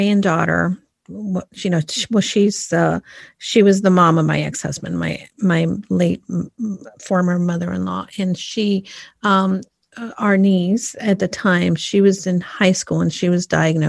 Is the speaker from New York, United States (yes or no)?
yes; New York, United States; now in Connecticut, United States; someone who lives here in Connecticut, but I'm like, no. I came from New York